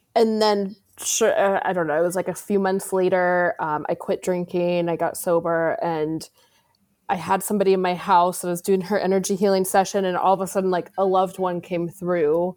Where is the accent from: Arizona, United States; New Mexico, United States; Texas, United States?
Arizona, United States; I grew up in Arizona